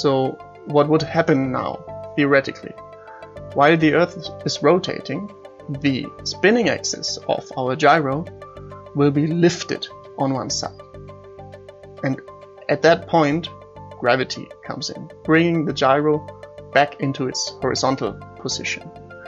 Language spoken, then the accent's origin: English; Munich, Bavaria, Germany; I'm from Munich.